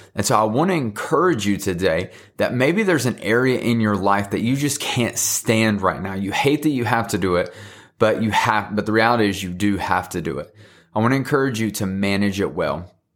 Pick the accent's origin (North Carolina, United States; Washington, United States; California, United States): North Carolina, United States; Thomasville; I'm from Thomasville, North Carolina